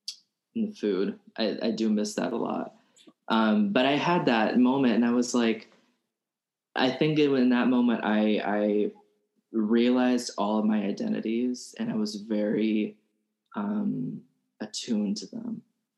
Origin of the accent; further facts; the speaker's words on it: Alabama, United States; growing up in Alabama